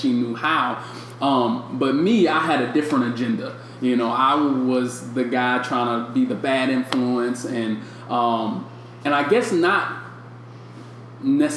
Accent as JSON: {"language": "English", "town": "St. Louis", "region": "Missouri", "country": "United States", "moved": "yes", "said": "I'm from St. Louis"}